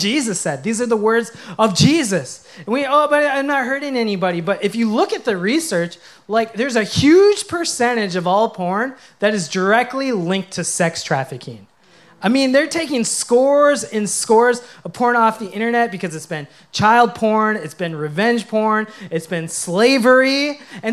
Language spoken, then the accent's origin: English; Minnesota, United States; I grew up playing hockey in Minnesota